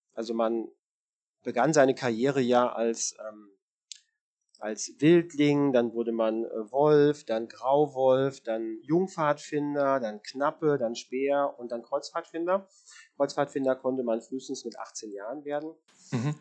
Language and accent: German; Marburg, Hesse, Germany; ich bin auf einem Dorf groß geworden in der Nähe von Marburg oder es ist Stadtteil von Marburg in Hessen